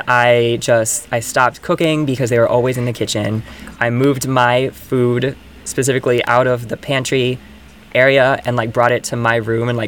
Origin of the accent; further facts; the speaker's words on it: Virginia, United States; moved away as an adult; now in New York, United States; I moved here at 18 from Virginia